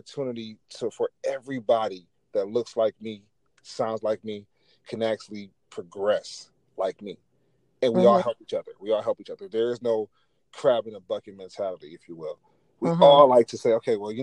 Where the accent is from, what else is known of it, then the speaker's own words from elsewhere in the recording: Buffalo, New York, United States; I am from Buffalo